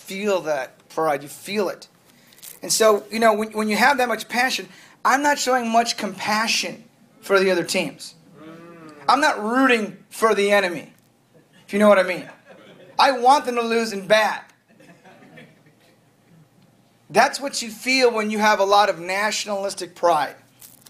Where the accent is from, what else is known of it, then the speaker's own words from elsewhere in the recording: United States; You as an American